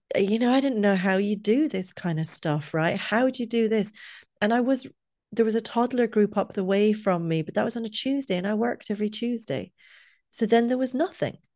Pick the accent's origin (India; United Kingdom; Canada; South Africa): United Kingdom; Scotland; also born or lived in Dublin, Ireland; now in Cork, Ireland; I'm not from where we live, I'm from Scotland about a million years ago